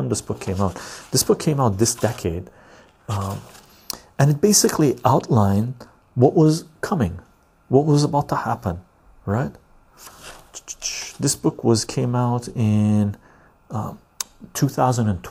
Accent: West Coast Canada, Canada; also born or lived in Iran; I was born in Iran, Armenian ancestry, but I came to Canada when I was like this tall, really young, right? So I'm West Coast Canadian mentality

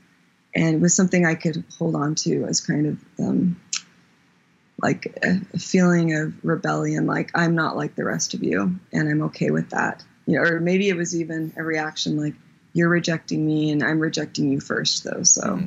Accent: Ohio, United States; born there; also born or lived in Germany / Virginia / Texas; So middle school was in Texas, and those were probably the worst years of my life. And then before that was Virginia. Before that was Germany for 8 years, 7 or 8 years. I was born in Ohio.

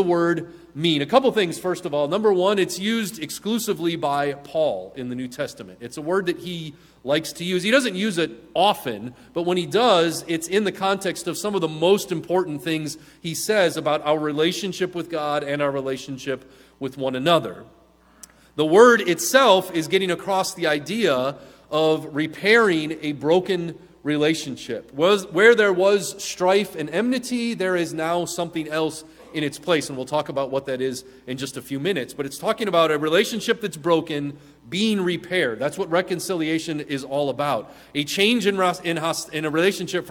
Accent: Midwest, United States; now in Southern California, United States; a Midwesterner

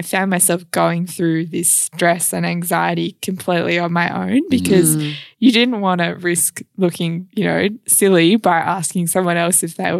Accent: Gooseberry Hill, Western Australia, Australia; Yes, I am. Yep. Yes, I am from Gooseberry Hill of all places.

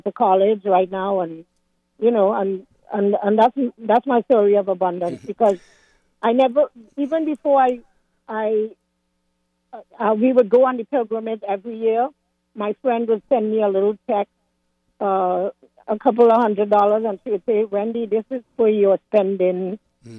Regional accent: Trinidad & Tobago; also born or lived in Washington area, United States; now in Washington, United States; originally I'm from Trinidad

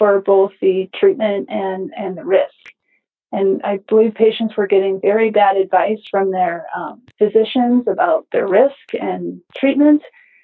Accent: Colorado, United States; moved away as an adult; also born or lived in Utah; I grew up in Colorado and I grew up in the country

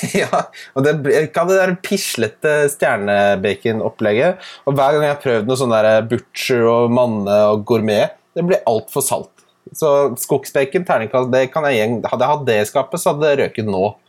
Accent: Ski, Akershus, Norway; da jeg vokste opp i Ski

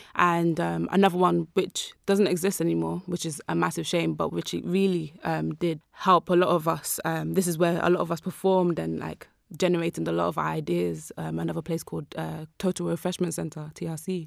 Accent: London, United Kingdom; I grew up in South London.

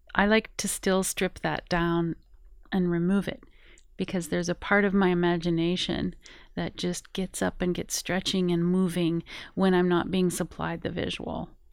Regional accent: Colorado, United States; I am originally from Colorado, grew up in the Rocky Mountains

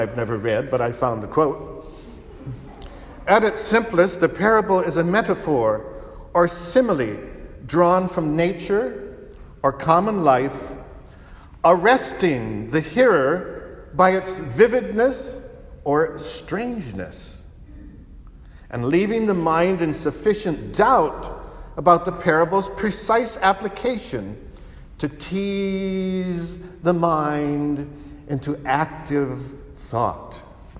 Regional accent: California, United States; moved away as an adult; also born or lived in Rome; I was from California, spoiled with many conveniences and a wonderful variety of food

